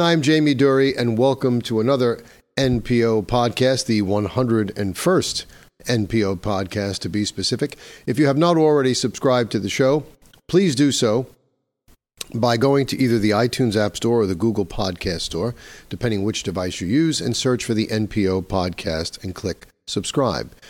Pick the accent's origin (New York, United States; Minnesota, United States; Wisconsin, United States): New York, United States; my home state of New York